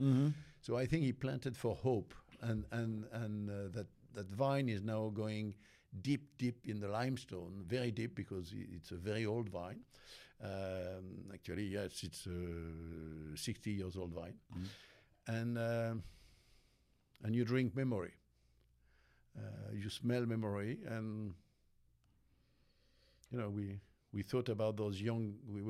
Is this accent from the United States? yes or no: no; Auvergne-Rhône-Alpes, France; born there; I was born in an industrial area, which is near Lyon.